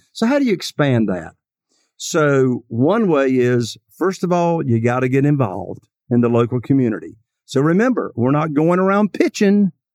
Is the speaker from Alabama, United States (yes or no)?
no; Eastern North Carolina, United States; I am from Eastern North Carolina